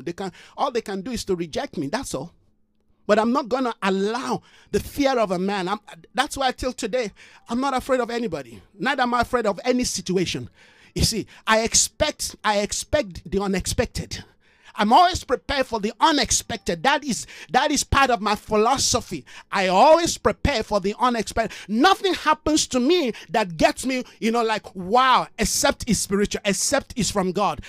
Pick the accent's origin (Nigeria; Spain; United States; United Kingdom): Nigeria; moved away; I'm a Nigerian.